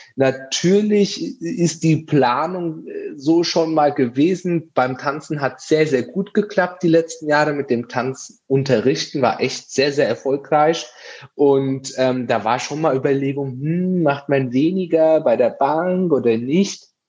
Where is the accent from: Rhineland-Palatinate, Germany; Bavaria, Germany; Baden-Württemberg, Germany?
Bavaria, Germany; Aschaffenburg; ich komme aus Aschaffenburg